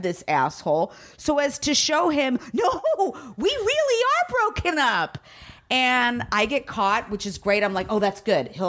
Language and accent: English; Downey, California, United States; I might be from L.A., but I was born and raised in Downey.